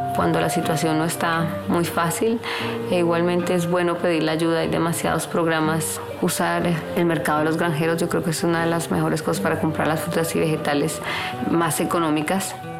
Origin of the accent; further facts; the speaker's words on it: Colombia; moved away; soy de Colombia, Suramérica